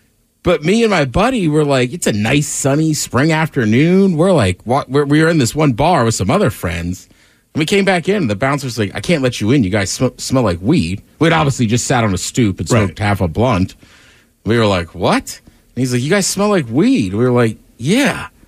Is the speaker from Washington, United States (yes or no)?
yes; Seattle, Washington, United States; We're like, Seattle.